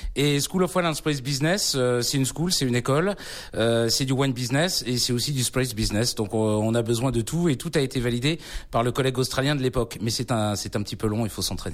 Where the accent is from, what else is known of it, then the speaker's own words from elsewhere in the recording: Brittany, France; Je suis moi-même originaire de l'Ouest